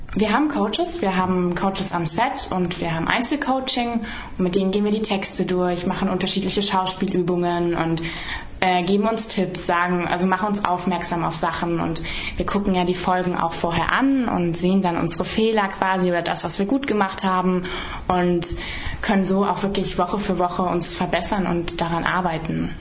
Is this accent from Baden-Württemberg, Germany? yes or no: yes; Emmendingen, Baden-Württemberg, Germany; also born or lived in Emden; ich bin in Emden geboren und dann sind wir in ein Dorf gezogen, das äh, in Windenreute